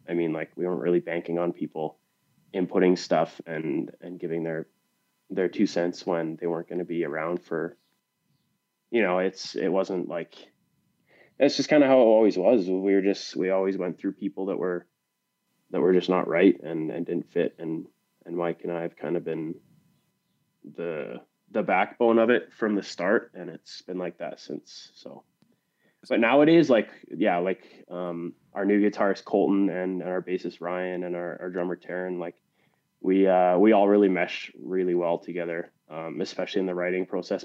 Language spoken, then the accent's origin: English; British Columbia, Canada; also born or lived in Pennsylvania; we're both from Canada